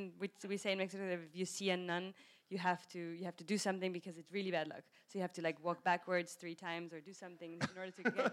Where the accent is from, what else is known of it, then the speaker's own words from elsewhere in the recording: South Africa; I grew up in South Africa with British nuns, so I have this relationship between authority and the British accent